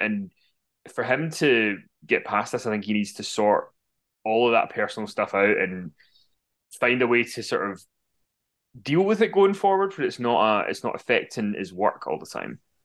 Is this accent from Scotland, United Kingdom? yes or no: yes; Glasgow, Scotland, United Kingdom; I'm from Glasgow, though. We all s, we swear we're a sweary people.